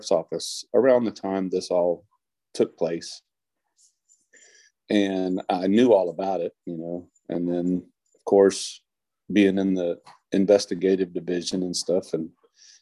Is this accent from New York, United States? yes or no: no; Bastrop, Texas, United States; I am from Bastrop.